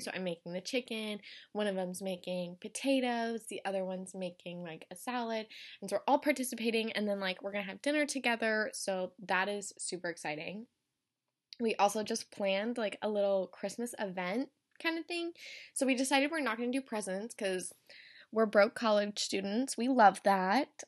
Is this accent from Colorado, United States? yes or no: yes; Colorado, United States; moved away as an adult; I'm from Colorado